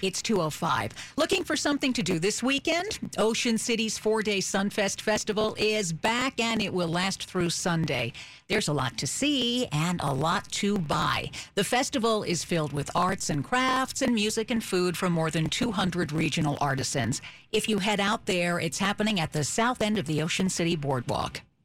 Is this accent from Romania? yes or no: yes; Transylvania, Romania; now in United States; I was actually born in Transylvania, half an hour from the birthplace of Vlad Tepes